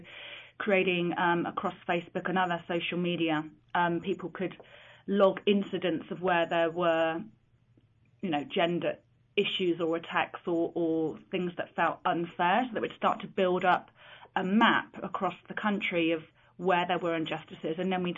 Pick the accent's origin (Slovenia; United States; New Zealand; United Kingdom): United Kingdom; London; when I was growing up in London, it was an organisation I was aware of and always aspired to join.